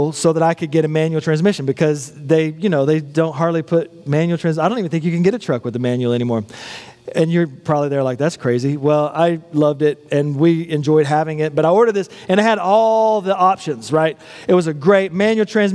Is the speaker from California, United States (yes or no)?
no; West Texas, United States; a boy growing up in West Texas